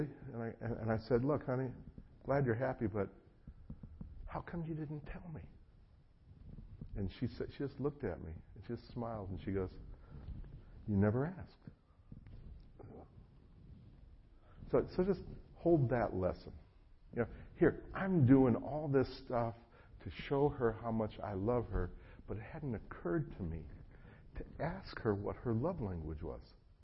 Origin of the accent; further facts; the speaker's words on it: North Carolina, United States; being an American